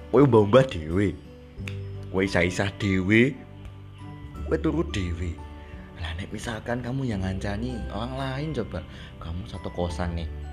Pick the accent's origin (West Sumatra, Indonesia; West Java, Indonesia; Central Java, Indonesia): Central Java, Indonesia; Sragen; moved away as an adult; now in Purwokerto, Indonesia; Saya berasal dari Sragen. Ya, aku orang Jawa. Maksudnya, saya lahir besar di Sragen.